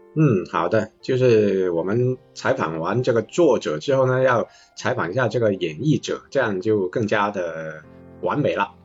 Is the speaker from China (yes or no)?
yes; Guangzhou, Guangdong, China; 也是跟我们一样土生土长的广州人